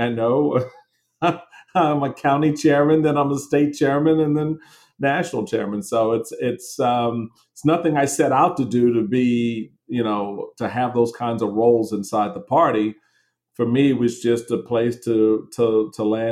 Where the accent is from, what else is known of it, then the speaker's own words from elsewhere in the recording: Washington, District of Columbia, United States; growing up in Washington, D.C.